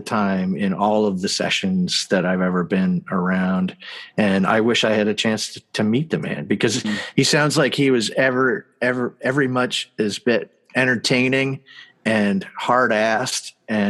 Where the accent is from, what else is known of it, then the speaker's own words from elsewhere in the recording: Canada; Oh yeah. I'm from Canada.